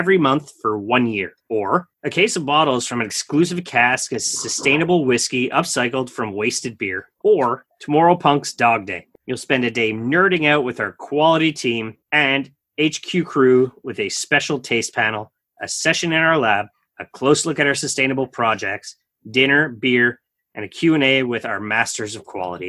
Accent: Eastern Canada, Canada; as a Canadian, more specifically in the eastern part of Canada

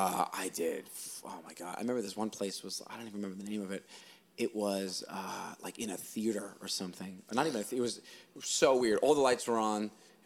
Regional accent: New York City, New York, United States; moved away as an adult; also born or lived in Los Angeles; now in Austin, United States; we're both from Staten Island.

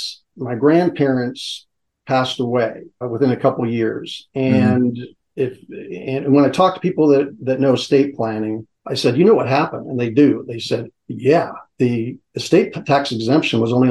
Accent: San Francisco, California, United States; also born or lived in Chico, California; I was born in San Francisco, St. Mary's Hospital.

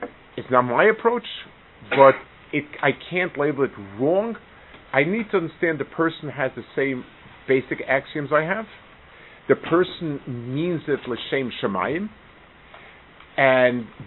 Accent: United States; I grew up in America when it was on the way down.

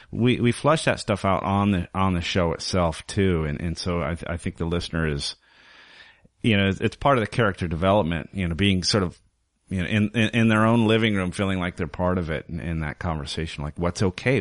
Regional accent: Wyoming, United States; moved away as an adult; also born or lived in Southern California; now in Portland, United States; I was raised in, uh, Southern California, spent my formative years in Wyoming

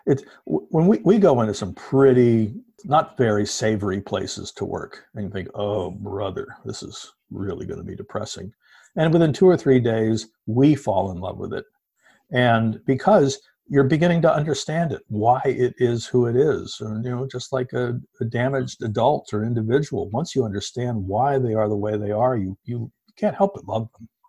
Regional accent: New York City, New York, United States; I grew up around New York City

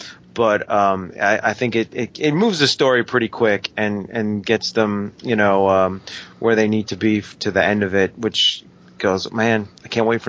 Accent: New York, United States; accent: New York; I say that with my New York accent.

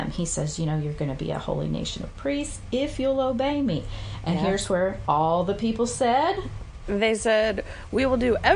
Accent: Indiana, United States; also born or lived in Pacific Northwest; Well, I love the mountains. I came from Indiana, then moved to the Pacific Northwest, and so I just fell

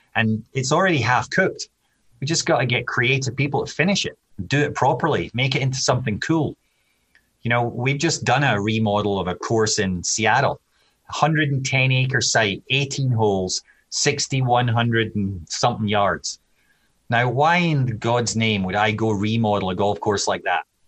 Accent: Scotland, United Kingdom; moved away as an adult; now in United States; I'm Scottish

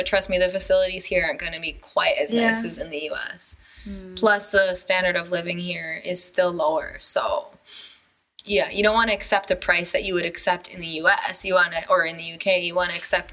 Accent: United States; moved away as an adult; now in China; I'm an American

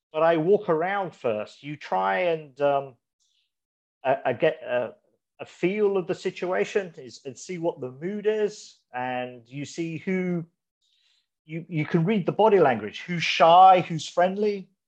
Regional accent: Malaysia; born there; I was born in Malaysia, but I moved around the, the world for a few bit.

